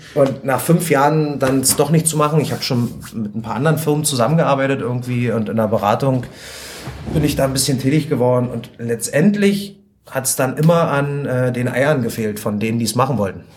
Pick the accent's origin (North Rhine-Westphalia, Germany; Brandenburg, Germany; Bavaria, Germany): Brandenburg, Germany; Spreewald; ich komme halt vom Land, ich komme aus dem Spreewald